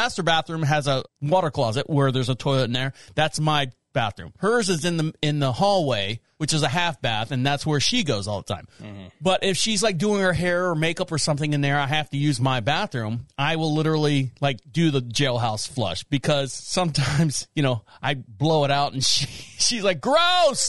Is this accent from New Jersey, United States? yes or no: no; Orlando, Florida, United States; I was born and raised in Orlando, Florida